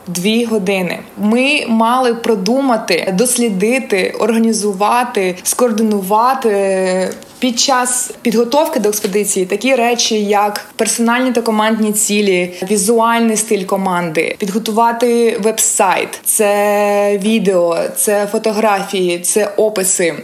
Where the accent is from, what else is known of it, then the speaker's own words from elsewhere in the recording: Mykolaiv, Mykolaiv Oblast, Ukraine; moved away as an adult; now in San Francisco, United States; Я народилася та виросла в Миколаєві